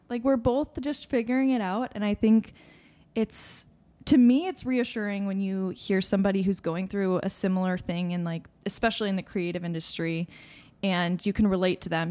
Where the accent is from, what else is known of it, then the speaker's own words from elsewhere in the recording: Chicago suburbs, Illinois, United States; we're from the Chicago suburbs.